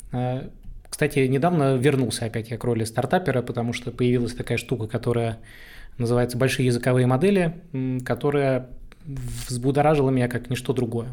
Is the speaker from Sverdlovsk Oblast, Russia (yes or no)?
no; Saint Petersburg, Russia; я простой парень из Петербурга, вырос в жопе этого самого города